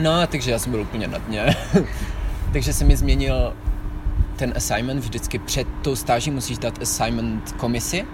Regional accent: Czechia; moved away as an adult; also born or lived in Netherlands; now in Vienna, Austria; jsem Čech

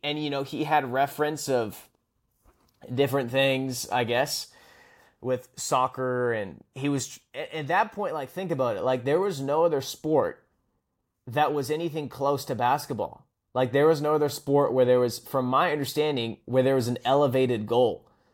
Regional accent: Vancouver, British Columbia, Canada; I'm from the West Coast, which Vancouver

